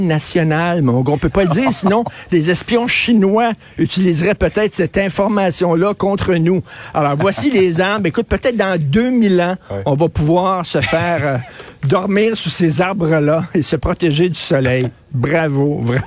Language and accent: French; Quebec, Canada; chez nous au Québec